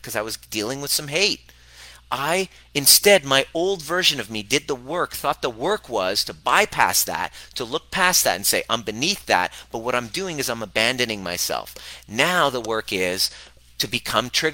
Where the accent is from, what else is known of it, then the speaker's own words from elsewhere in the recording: Canada; growing up in Canada